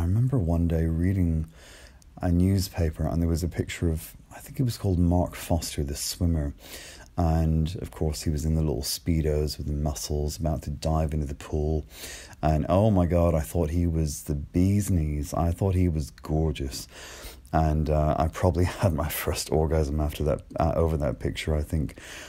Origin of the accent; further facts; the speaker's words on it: Ireland; accent: a bit mixed; you might be able to tell from my accent, which is a bit mixed, but I grew up in Ireland. I grew up in a tiny little seaside village.